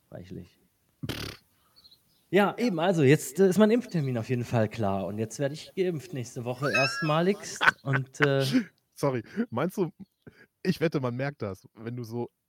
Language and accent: German; Aargau, Switzerland; wieder gecancelt, weil ich bin ja auch Aargauer und gehöre dahin.